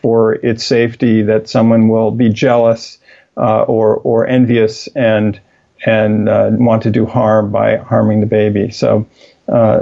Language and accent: English; Midwest of the United States, United States; growing up in the Middle West of the United States